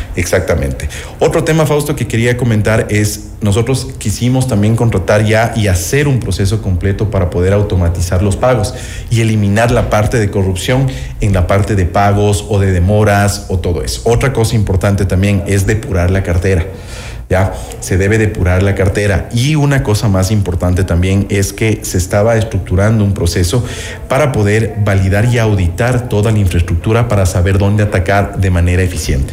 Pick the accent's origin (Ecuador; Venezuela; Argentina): Ecuador